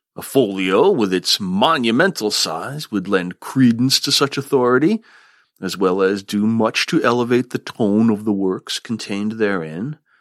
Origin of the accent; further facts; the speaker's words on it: Vermont, United States; here in my home state of Vermont